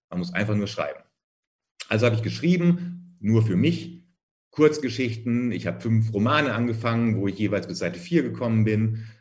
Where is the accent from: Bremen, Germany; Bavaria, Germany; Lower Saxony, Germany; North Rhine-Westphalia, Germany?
North Rhine-Westphalia, Germany; Minden; außerhalb von Minden, wo ich aufgewachsen bin